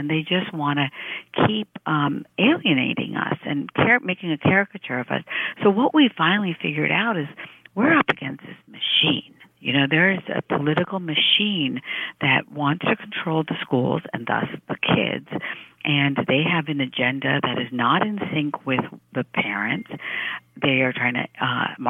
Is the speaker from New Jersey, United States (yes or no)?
yes; Piscataway, New Jersey, United States; English is a second language; I grew up in Piscataway, New Jersey. That was where I learned English